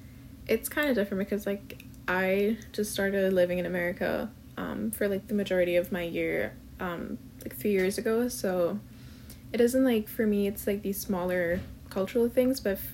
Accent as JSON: {"language": "English", "country": "Pakistan", "tie": "born or raised there", "moved": "as an adult", "lives_now": "United States", "said": "I'm from Pakistan. I grew up there, and I came to the US like for my bachelor's degree."}